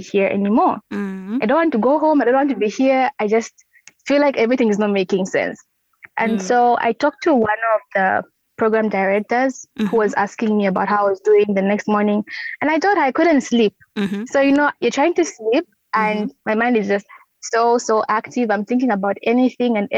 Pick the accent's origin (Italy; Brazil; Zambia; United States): Zambia; Lusaka, Lusaka Province; when I came back home, I started having therapy sessions. That's in Lusaka